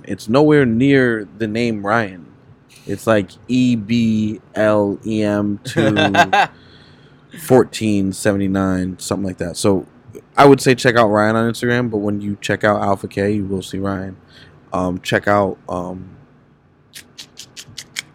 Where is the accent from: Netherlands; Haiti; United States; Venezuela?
Haiti; Like, I'm from Haiti. Like, I'm Haitian